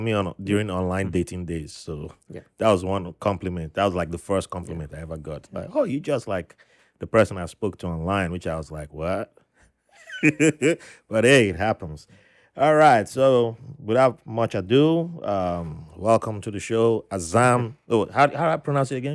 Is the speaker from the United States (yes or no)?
no; Nigeria; moved away as an adult; I grew up in Nigeria